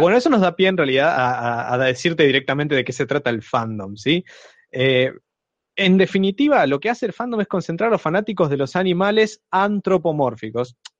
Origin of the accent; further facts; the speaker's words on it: Trelew, Chubut, Argentina; soy de Trelew, provincia de Chubut.